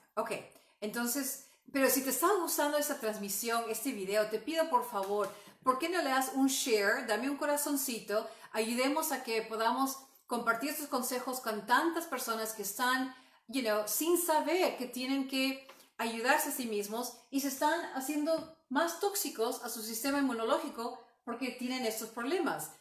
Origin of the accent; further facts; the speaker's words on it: Peru; moved away; yo soy um, oriunda de Perú